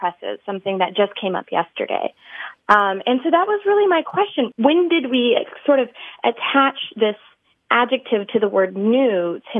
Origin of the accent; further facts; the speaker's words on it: Texas, United States; I'm from Texas.